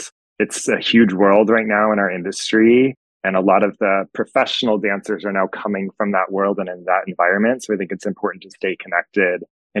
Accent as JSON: {"language": "English", "town": "Fort Worth", "region": "Texas", "country": "United States", "tie": "born or raised there", "also_born_or_lived": "Arizona / Milwaukee", "moved": "yes", "said": "Yeah, I grew up in Fort Worth, Texas."}